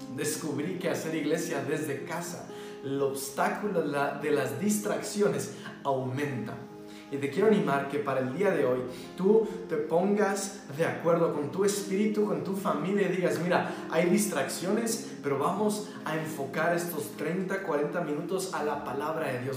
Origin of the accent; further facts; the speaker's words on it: Mexico; somos mexicanos